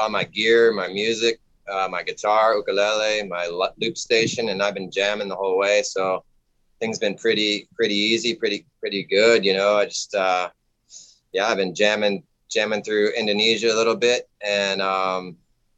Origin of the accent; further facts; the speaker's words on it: Florida, United States; moved away as an adult; also born or lived in California; now in Hawaii, United States; I'm originally, I'm from the East Coast, from Florida. I lived in Florida for a long time